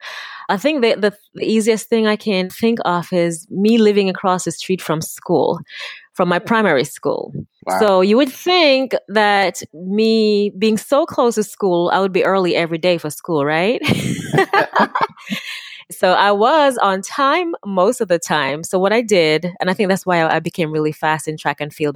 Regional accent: South Manchester, Jamaica; moved away; also born or lived in Kingston, Jamaica; I was born in Kingston, but I grew up in the countryside. And yeah, that's the one. South Manchester

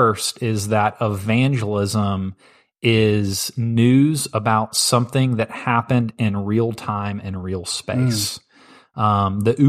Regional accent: St. Louis, Missouri, United States; also born or lived in Tennessee; Yeah, and I came from St. Louis, so I'm a Blues fan.

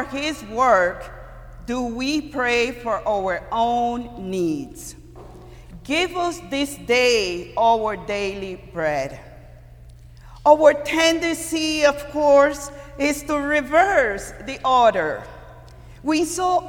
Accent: Costa Rica; moved away; I'm from Costa Rica, and before high school, we were living in a very rural area, countryside, and we do a lot of climbing trees

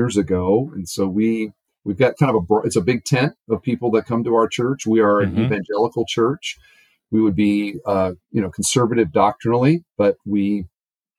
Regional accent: Cedar Falls, Iowa, United States; also born or lived in Northwest Indiana; now in Indiana, United States; I grew up in Cedar Falls, Iowa

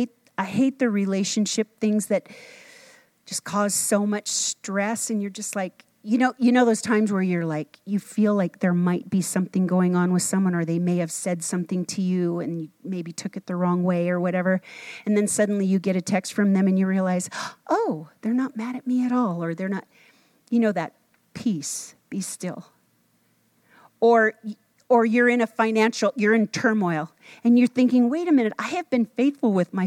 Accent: Minnesota, United States; When I grew up in Minnesota, we used to go water skiing

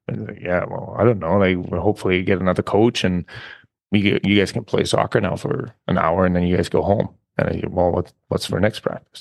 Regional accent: small village near Munich, Bavaria, Germany; English is a second language; moved away as an adult; also born or lived in North America; I was born in Munich, obviously, but, uh, I'm from a very, very small village, like, where there's, like, fifteen hundred people, maybe. And just growing up there

